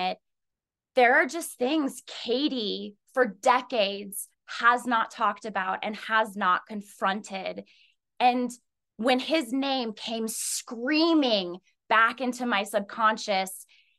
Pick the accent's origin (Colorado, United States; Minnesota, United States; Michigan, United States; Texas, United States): Colorado, United States; No, I'm originally from Colorado, and I split part of my time between New York City, a little bit in Washington, D.C., and Colorado.